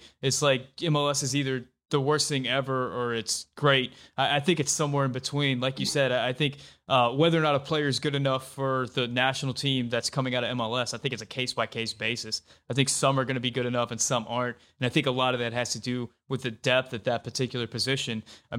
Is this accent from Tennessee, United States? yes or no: no; Louisiana, United States; I'm from Louisiana. Louisiana is certainly not a soccer crazy state.